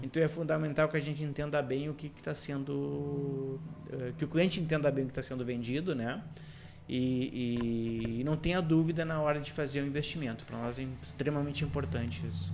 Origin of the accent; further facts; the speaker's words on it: Canoas, Rio Grande do Sul, Brazil; eu, sou um cidadão de Canoas, né? praticamente nascido, criado e também boa parte da minha carreira profissional feita na região de Porto Alegre e área metropolitana